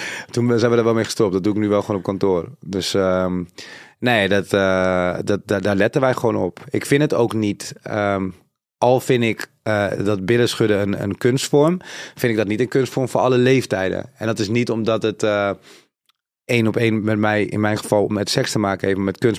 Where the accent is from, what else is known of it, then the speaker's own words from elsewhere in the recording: Suriname; Zuid-Amerikaans, ik kom van Suriname.